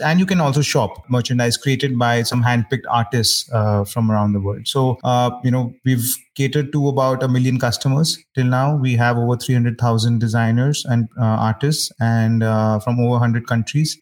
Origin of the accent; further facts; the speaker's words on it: New Delhi, Delhi, India; also born or lived in United Kingdom; I, am born and brought up in New Delhi, India